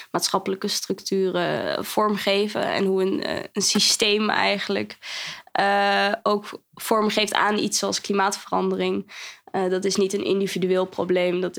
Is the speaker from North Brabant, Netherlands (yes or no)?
no; Zwolle, Overijssel, Netherlands; also born or lived in Kampen / Zwartsluis / Nieuwleuzen / Meppel; Ik kom uit Zwolle.